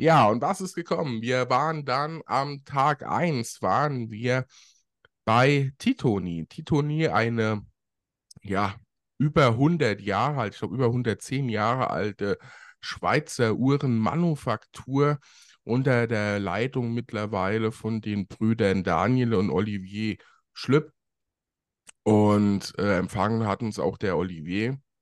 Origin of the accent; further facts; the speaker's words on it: Germany; bei uns in Deutschland